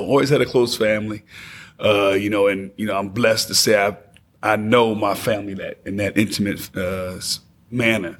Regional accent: Passaic, New Jersey, United States; now in Knoxville, United States; I'm from Passaic, New Jersey

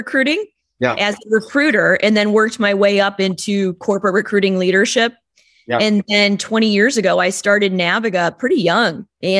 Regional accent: Illinois, United States; born or raised there

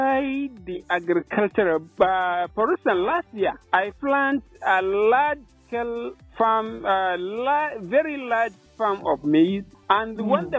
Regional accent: Nahuche, Jigawa, Nigeria; I am from Nahuche, Chaura local government area of Jigawa state

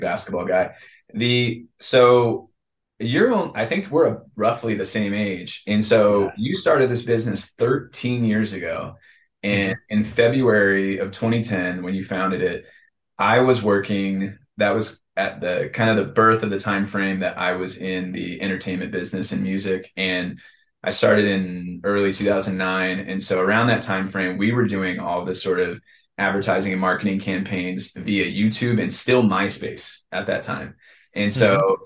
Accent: San Diego, California, United States; I was born in Scripps Ranch

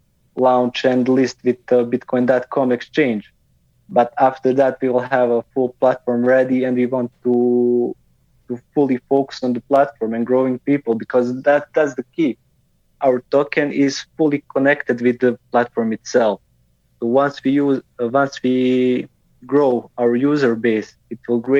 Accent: Bosnia & Herzegovina; I'm originally from Bosnia and Herzegovina.

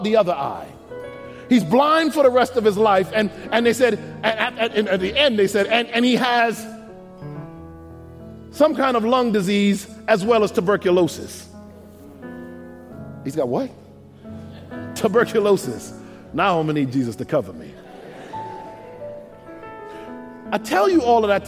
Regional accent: United States; I'm from America

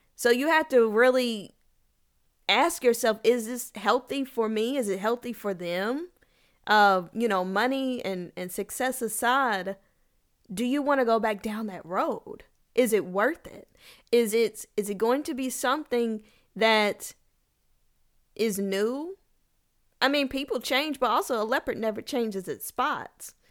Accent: Kentucky, United States; now in Texas, United States; I am from Kentucky. I currently live in Texas

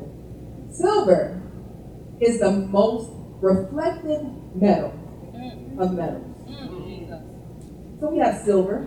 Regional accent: North New Jersey, United States; moved away; I'm originally from New Jersey, from North New Jersey. And this is the church that I grew up

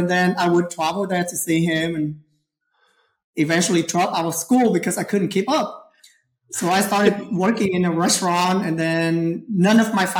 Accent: Houston, Texas, United States; moved away as an adult; also born or lived in Saigon, Vietnam; now in Puerto Vallarta, Mexico; So, originally, I was born in Vietnam, Saigon, Vietnam. And then I moved to Houston, Texas. I spent most of my life there.

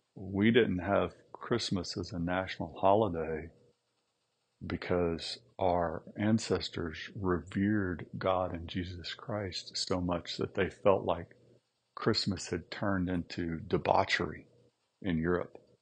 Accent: United States

